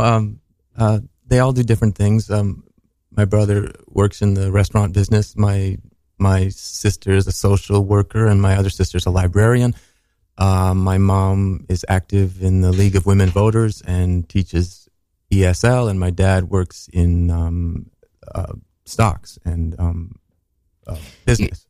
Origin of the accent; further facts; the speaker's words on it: Minneapolis, Minnesota, United States; I said Minnesota, but we were in Minneapolis